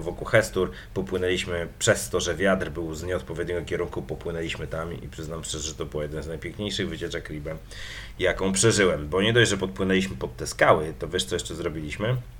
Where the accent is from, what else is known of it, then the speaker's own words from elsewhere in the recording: Legnica, Lower Silesian Voivodeship, Poland; z moimi ziomkami z mojej miejscowości, z której pochodzę, czyli z Legnicy